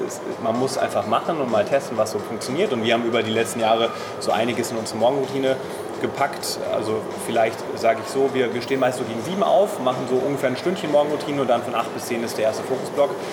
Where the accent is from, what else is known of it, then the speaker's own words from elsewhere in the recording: Main-Taunus-Kreis, near Frankfurt am Main, Hesse, Germany; moved away; wir kommen aus der Nähe von Frankfurt am Main, aus dem Main-Taunus-Kreis